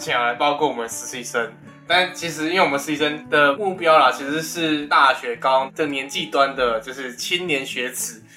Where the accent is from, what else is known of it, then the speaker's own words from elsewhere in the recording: Taiwan; 我们台湾人